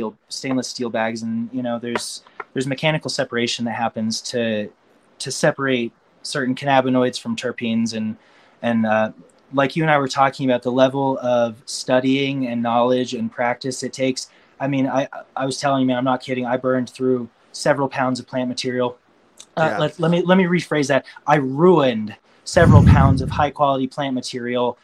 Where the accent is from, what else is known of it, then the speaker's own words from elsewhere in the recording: Boulder, Colorado, United States; Boulder is very natural and it's where I'm from